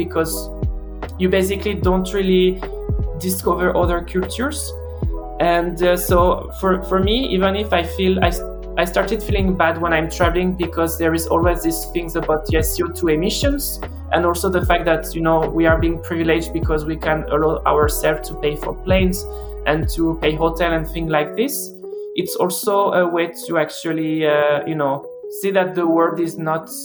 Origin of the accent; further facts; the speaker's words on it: France; now in Norway; I'm from France and I live in Norway